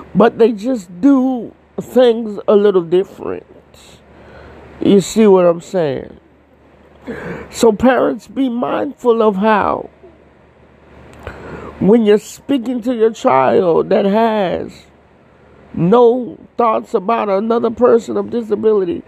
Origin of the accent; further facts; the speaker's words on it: Florida, United States; I'm from Florida.